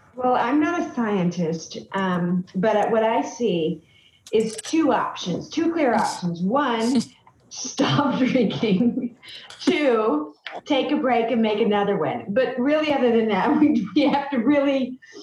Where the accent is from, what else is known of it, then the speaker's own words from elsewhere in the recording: Boiling Springs, South Carolina, United States; now in Michigan, United States; when I was growing up in South Carolina, I was tan and blonde